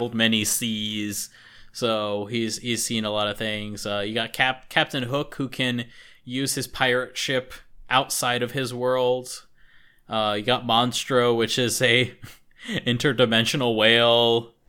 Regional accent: United States; we're stinky Americans.

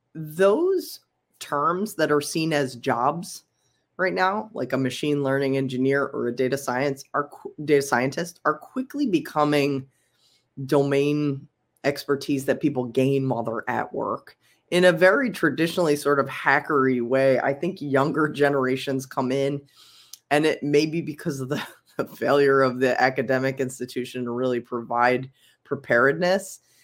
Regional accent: Philadelphia, Pennsylvania, United States; I'm from Philly for sure

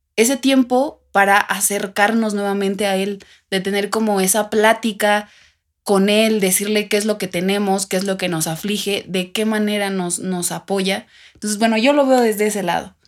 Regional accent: Mexico; como algunos mexicanos

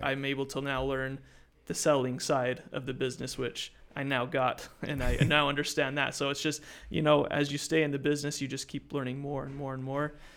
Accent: Utah, United States; moved away as an adult; I'm originally from Utah, I moved down here for the food industry

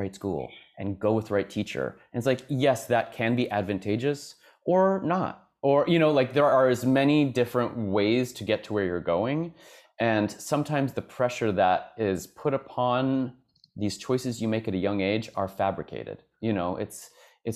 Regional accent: Kansas City, United States; moved away as an adult; also born or lived in Boston; now in New York, United States; I grew up in the Midwest as well. I grew up in Kansas City

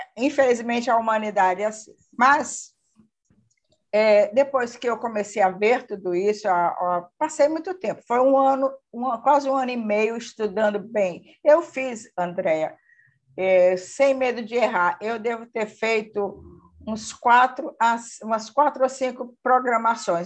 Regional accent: Fortaleza, Ceará, Brazil; Sou de Fortaleza, moro aqui em Fortaleza

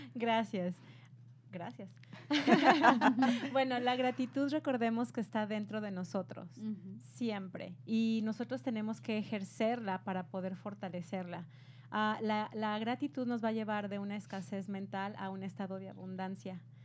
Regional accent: Mexico; yo soy de México

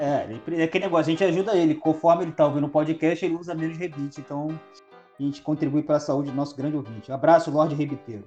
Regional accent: Brazil; a gente é brasileiro

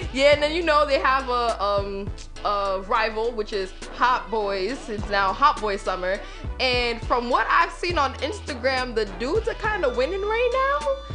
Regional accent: New York City, New York, United States; I'm from Queens

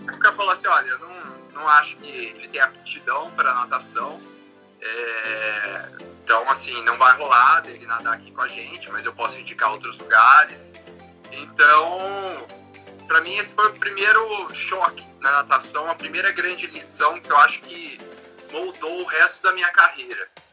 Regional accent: Campinas, São Paulo, Brazil; Sou de Campinas, interior de São Paulo

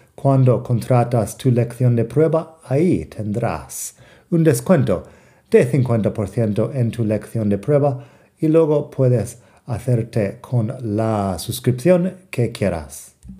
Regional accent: United States; como americano no pronuncio fuerte la T

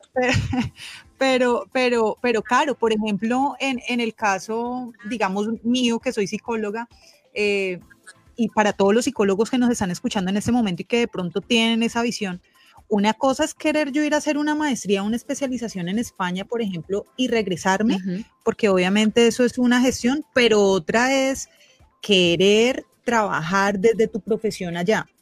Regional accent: Colombia; migrar de manera legal como colombianos

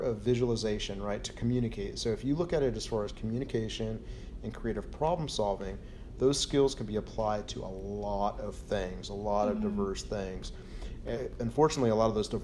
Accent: California, United States; I grew up in California

